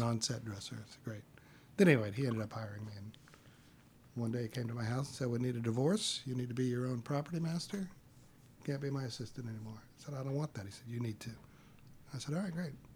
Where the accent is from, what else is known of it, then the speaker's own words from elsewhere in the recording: Texas, United States; also born or lived in Little Rock, Arkansas / Austin, Texas / Houston, Texas / Lubbock, Texas; I grew up in Texas.